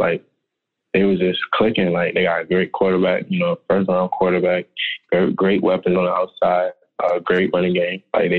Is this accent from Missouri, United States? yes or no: no; Maryland, United States; we grew up in Maryland, so in the wintertime, we got cold winters. It was snowing and stuff, but we did get some hot summers too.